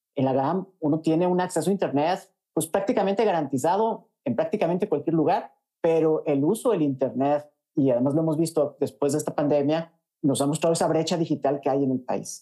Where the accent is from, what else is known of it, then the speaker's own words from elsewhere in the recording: Mexico; also born or lived in New York; now in Costa Rica; me trajo aquí a vivir a Costa Rica. Yo soy mexicano